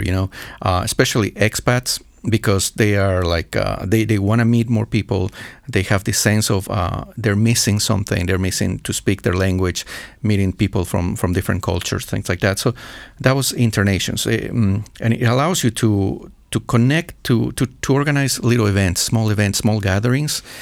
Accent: Ecuador; also born or lived in Pittsburgh, Pennsylvania, United States; now in Bratislava, Slovakia; I'm from Ecuador, but I'm from the mountainous area

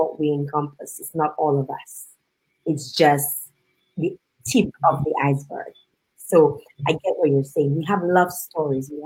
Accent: Dominica; my life growing up in Big House

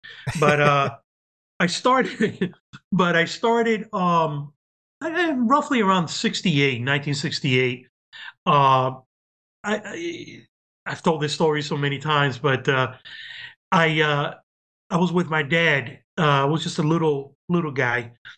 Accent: Cuba; born there; moved away; I was living, well, I was born in Cuba, and we came in 1966.

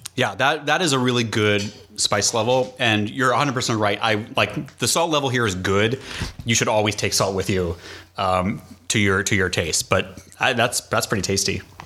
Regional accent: New England, United States; I'm from New England

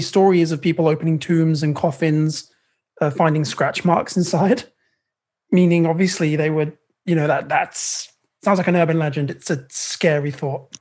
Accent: United Kingdom; I'm British

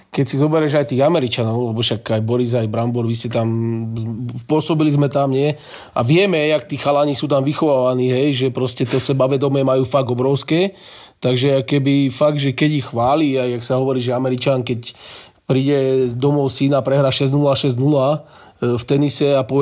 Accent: Slovakia

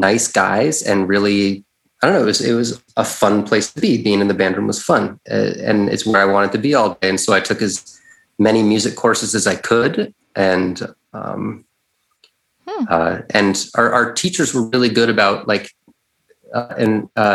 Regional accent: Barre, Vermont, United States; So in my hometown of Barrie, Vermont, where I am right now, actually

